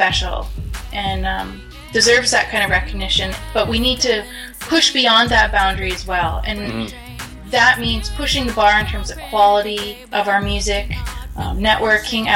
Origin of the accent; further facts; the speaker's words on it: Skowkale First Nation, Sto:lo Territory, Lower Mainland, British Columbia, Canada; I'm from the Schuylkill First Nation in Stolo Territories, Lower